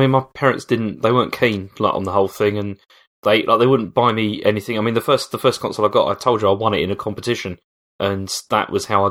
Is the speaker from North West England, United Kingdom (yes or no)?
no; Dartford, South East England, United Kingdom; I grew up in Dartford, which is a dump, and Gravesend.